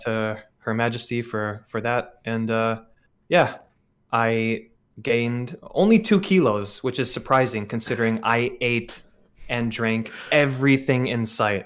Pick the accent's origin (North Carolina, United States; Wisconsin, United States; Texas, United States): Wisconsin, United States; growing up in Wisconsin